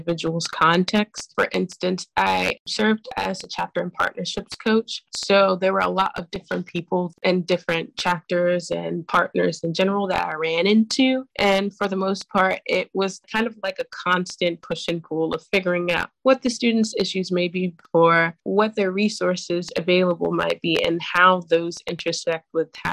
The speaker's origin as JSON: {"language": "English", "town": "Chicago", "region": "Illinois", "country": "United States", "said": "I am 23 years old and I'm from Chicago, Illinois"}